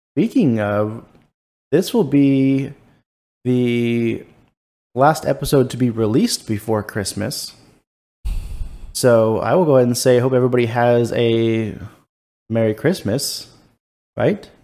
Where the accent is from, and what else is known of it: Ladera Ranch, California, United States; born or raised there; moved away